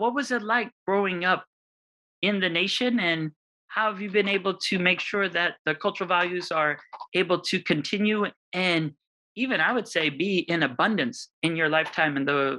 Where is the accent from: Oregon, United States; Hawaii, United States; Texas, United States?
Hawaii, United States; And that's also the way I felt growing up in Hawaii is, you had the ocean, you had the mauna, and you had everything you needed in between.